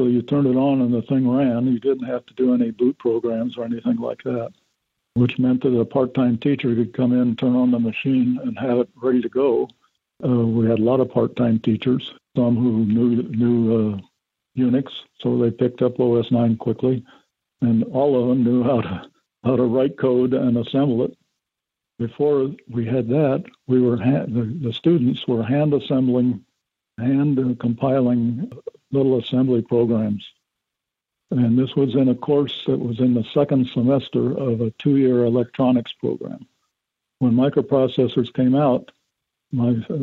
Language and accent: English; Chicago, Illinois, United States; I'm from Chicago